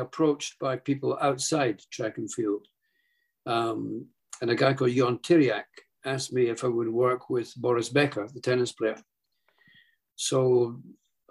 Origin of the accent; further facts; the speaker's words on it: Edinburgh, Scotland, United Kingdom; moved away as an adult; also born or lived in Oregon; in Edinburgh, my hometown